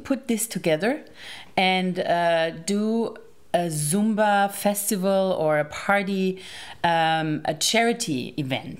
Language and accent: English; Germany; I'm from Germany